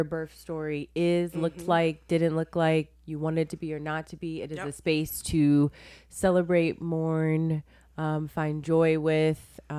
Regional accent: Columbus, Ohio, United States; Oh, I'm from Columbus, Ohio.

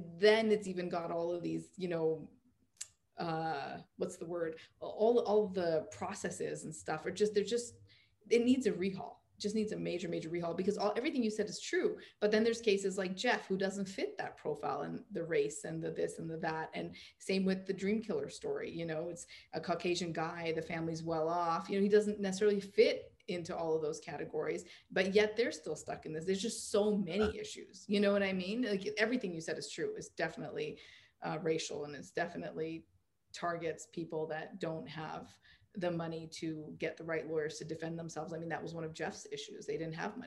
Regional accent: Canada; I'm Canadian

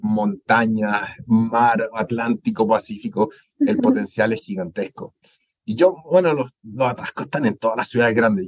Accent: Chile; moved away as an adult; also born or lived in Spain / Germany; now in Guatemala; soy chileno

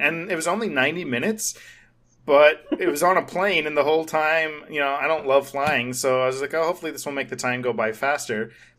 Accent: Hollywood, California, United States; even though we weren't really like big wigs, but you know, we're from Hollywood

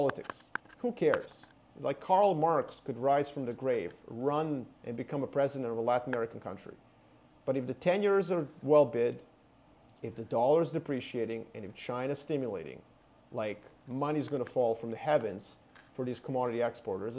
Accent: Canada; I'm Canadian

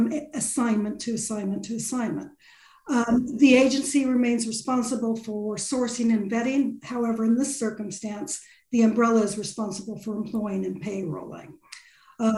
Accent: California, United States; accent: Californian; moved away as an adult; now in United Kingdom; I qualified in California, as you can tell from my accent, as a lawyer back in the 80s. Moved over here in the 90s

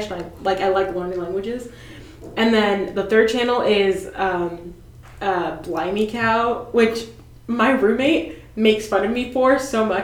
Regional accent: Nigeria; I'm Nigerian and Nigerians like British, like colonized by the Brits

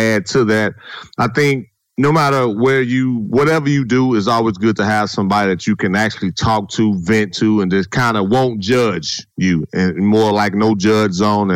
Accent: Gary, Indiana, United States; moved away; Growing up in Gary, Indiana, born and raised, go back to the city now

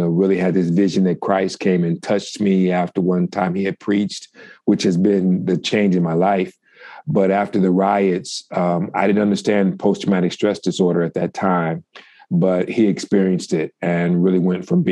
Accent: Detroit, Michigan, United States; I'm from Detroit, Michigan.

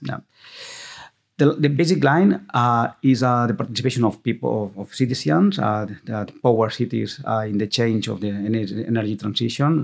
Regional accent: Viladecans, Catalonia, Spain; English is a second language; I'm from Vila de Cans. My grandfather, um, grandmother was from Vila de Cans.

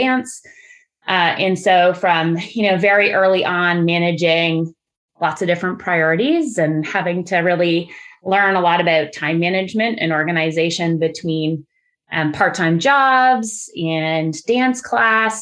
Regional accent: Burlington, Ontario, Canada; I grew up in a suburb of Toronto. I grew up in Burlington

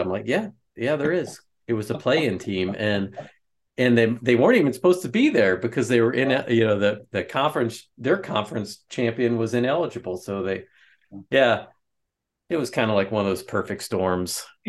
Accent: Philadelphia, Pennsylvania, United States; born there; now in West Lafayette, United States; I'm an East Coast Catholic, right? I was born in Philadelphia, and you know, if you're from the East Coast and you're Catholic, it's like you have to become a Notre Dame fan.

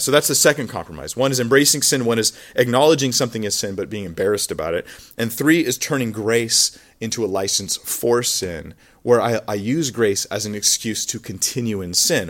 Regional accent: United States; moved away; when I grew up in America

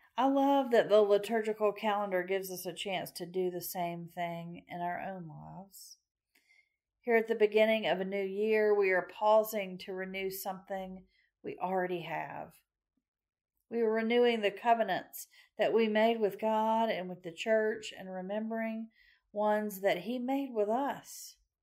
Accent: Macon, Georgia, United States; my hometown of Macon, Georgia

